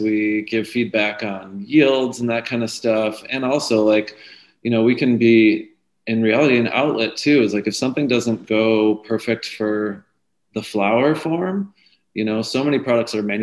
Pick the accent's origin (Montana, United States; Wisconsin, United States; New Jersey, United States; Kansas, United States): Wisconsin, United States; now in California, United States; I'm from Wisconsin too. So I look forward to when, you know, my home state has access to this medicine